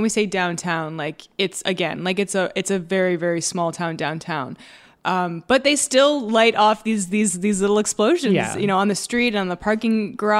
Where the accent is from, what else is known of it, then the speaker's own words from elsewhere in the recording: Canada; we're from Canada